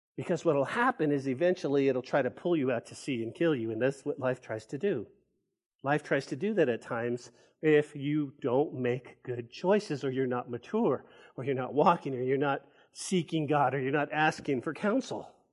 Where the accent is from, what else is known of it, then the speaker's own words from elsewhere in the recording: Santa Fe, New Mexico, United States; now in Lubbock, United States; that's the hometown. That's where I was born, and that's where I grew up